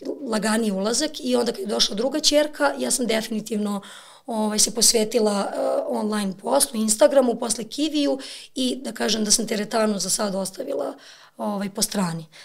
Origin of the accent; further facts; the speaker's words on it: Lazarevac, Belgrade, Serbia; ja sam rođena sam u Beogradu, ali ja sam do srednje škole bila u Lazarevcu.